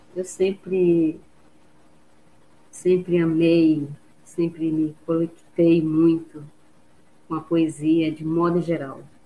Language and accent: Portuguese; Bragança, Pará, Brazil; moved away; eu sou bragantina, eu venho de Bragança, amo minha terra